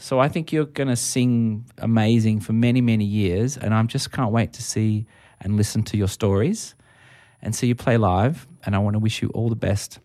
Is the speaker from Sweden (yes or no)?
no; Australia; as an Australian